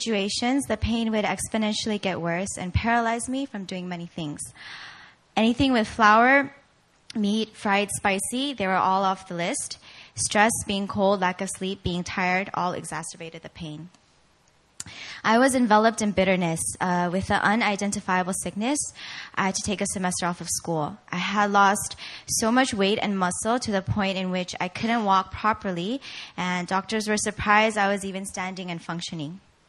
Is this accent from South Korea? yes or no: yes; South Korea; also born or lived in Virginia, United States; I was born in Virginia, but I spent most of my years growing up here in Korea at an international school.